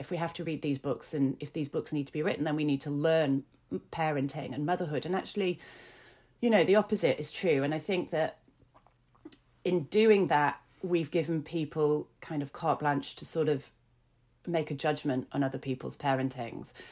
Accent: Yorkshire and the Humber, United Kingdom; I grew up in Yorkshire and with Yorkshire family

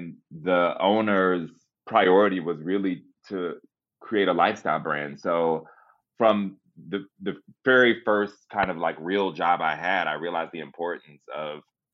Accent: Kentucky, United States; moved away as an adult; also born or lived in Los Angeles; I'm from Kentucky

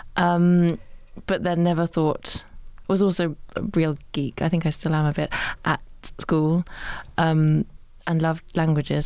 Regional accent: Suffolk, East of England, United Kingdom; I grew up in Suffolk

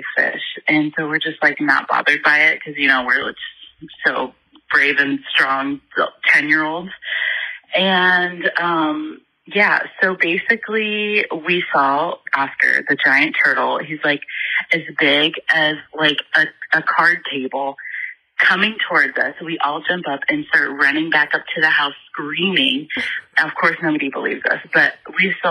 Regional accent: Indiana, United States; I'm from Indiana

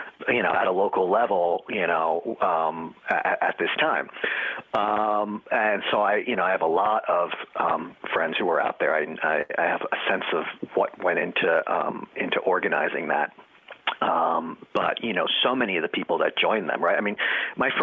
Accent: New York City, New York, United States; I'm a New Yorker, a lifelong New Yorker

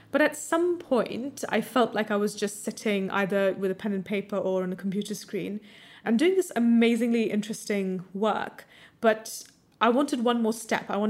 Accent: India; also born or lived in United States; I grew up in America and India, mm. and particularly in India, there was a huge emphasis on studying maths and science

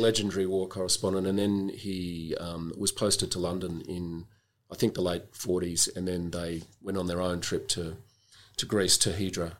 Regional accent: Melbourne, Victoria, Australia; I grew up in Melbourne and I was a student here.

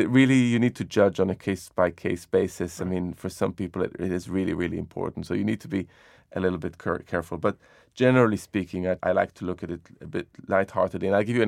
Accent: Jerusalem, Jerusalem District, Israel; So when I was growing up in Jerusalem, there was an incredible diversity of cuisines around.

